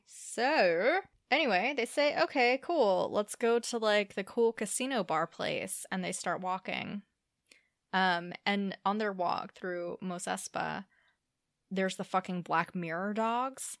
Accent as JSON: {"language": "English", "region": "Louisiana", "country": "United States", "tie": "born or raised there"}